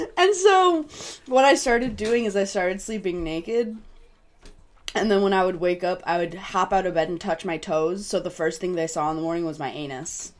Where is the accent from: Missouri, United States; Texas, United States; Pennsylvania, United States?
Missouri, United States; I was from Missouri